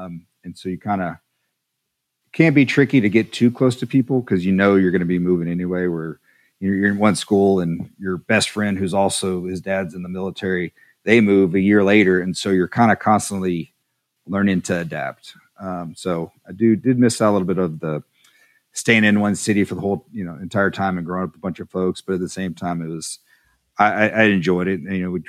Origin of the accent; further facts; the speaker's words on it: El Paso, Texas, United States; born there; also born or lived in Woodbridge, Virginia / San Angelo / Montgomery; So essentially, I was born in El Paso, at Paso, Texas. And then after that, we moved to Northern Virginia, a place called Woodbridge, Virginia, and lived there for a couple years. And then we moved back to Texas, to San Angelo, Texas, for a couple, 2.5 years.